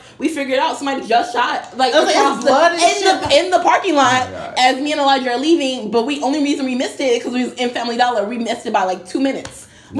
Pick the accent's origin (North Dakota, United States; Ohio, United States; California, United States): California, United States; Inglewood; I grew up in Inglewood